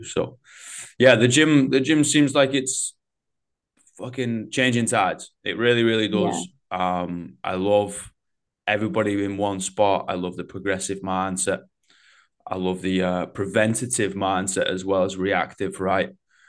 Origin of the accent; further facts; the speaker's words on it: England, United Kingdom; You know, I got a bit of a disassociation when I'm obviously from England, right?